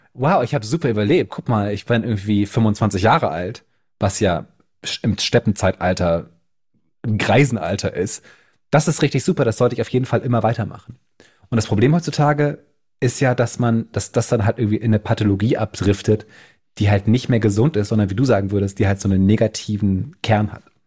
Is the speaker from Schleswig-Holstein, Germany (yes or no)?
no; Bremen, Germany; now in Berlin, Germany; ich natürlich da als Norddeutscher auch total daher bin. Und das nächste Mal, wenn ich dann auf Heimaturlaub bin in Bremen